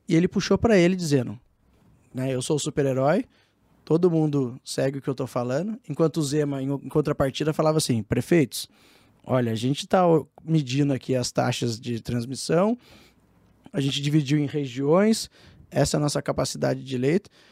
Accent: Taubaté, São Paulo, Brazil; eu sou do Vale do Paraíba, lá de Taubaté

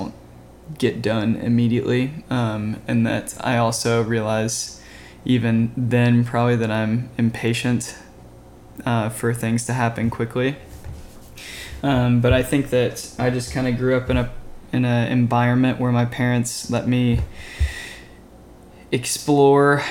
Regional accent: Louisville, Kentucky, United States; moved away as an adult; now in Nashville, United States; I grew up in Louisville as well and met him in high school

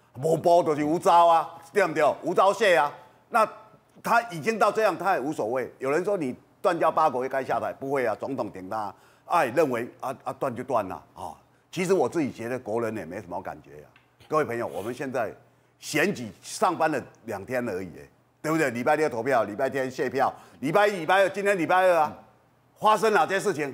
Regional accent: Kinmen County, Taiwan; 我是金门人啊

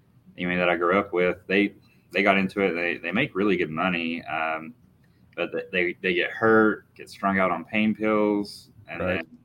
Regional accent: Wharton, West Virginia, United States; also born or lived in Japan / California / North Carolina; So I was born and raised in Boone County, West Virginia, small town. It's called Wharton.

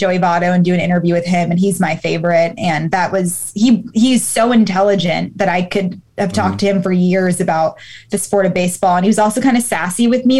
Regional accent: Baltimore, Maryland, United States; born there; I came close to interviewing him because I was born in Baltimore. So we were an Orioles household.

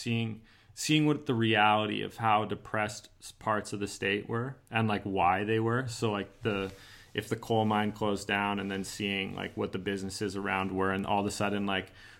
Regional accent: Canada; even though I'm Canadian, I grew up like on American culture

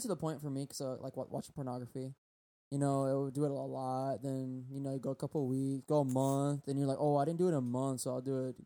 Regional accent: United States; we grew up in America

